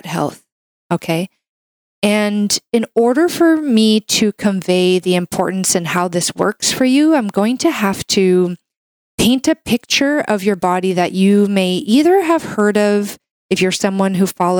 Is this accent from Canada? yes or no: yes; Canada; I'm a Canadian medical doctor